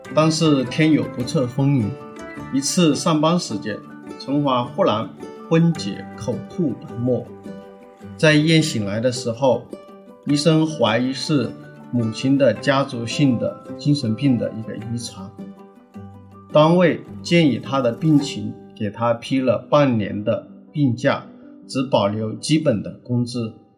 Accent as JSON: {"language": "Chinese", "town": "Ganzhou", "region": "Jiangxi", "country": "China", "tie": "born or raised there", "said": "我们老家，啊，我的江西赣州"}